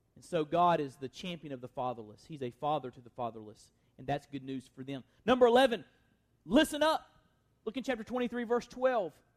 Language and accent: English; United States; as American Christians